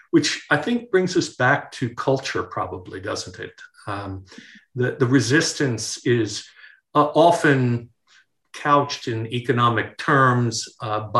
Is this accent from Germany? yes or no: no; New York, United States; Well, uh, being a New Yorker, um, that um, salsa commercial, you know, that uh